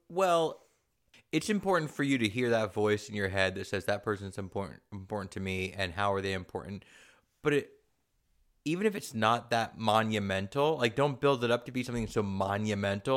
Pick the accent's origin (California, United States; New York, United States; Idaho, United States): California, United States; San Diego; I grew up in San Diego